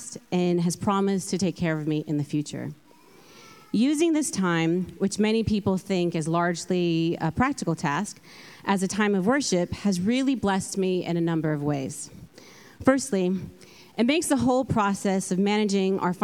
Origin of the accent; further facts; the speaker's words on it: California, United States; moved away as an adult; now in London, United Kingdom; I'm from California, hence the accent. And I have been living in London for about 10 years